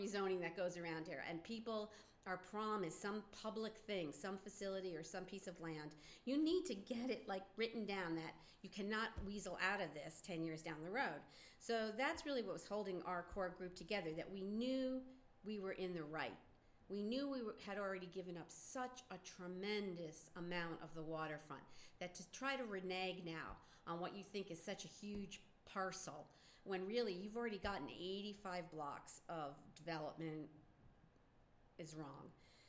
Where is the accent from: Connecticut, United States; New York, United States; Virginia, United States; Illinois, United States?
New York, United States; Greenpoint; the first thing I would always tell them is I'm from Greenpoint, and we were part of the 2005 Greenpoint Williamsburg rezoning